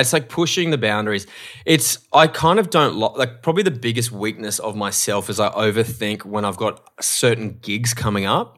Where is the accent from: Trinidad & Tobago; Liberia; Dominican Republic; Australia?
Australia; moved away as an adult; now in Los Angeles, United States; I'm an Australian host